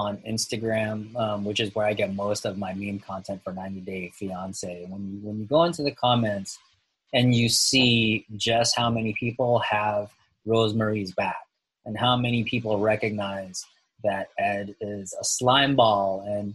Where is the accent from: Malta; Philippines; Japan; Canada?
Philippines; I'm from the Philippines